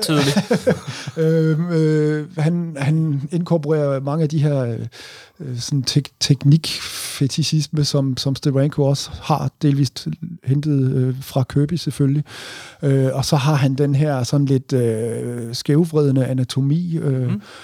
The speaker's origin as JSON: {"language": "Danish", "area": "Southern Jutland", "region": "Southern Denmark", "country": "Denmark", "tie": "born or raised there", "said": "jeg er vokset op i Sønderjylland"}